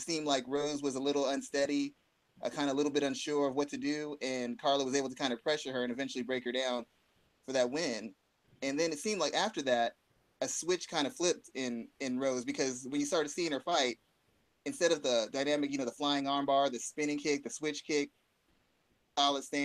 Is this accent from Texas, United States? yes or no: yes; San Antonio, Texas, United States; I'm from San Antonio, Texas, and Texas is big on boxing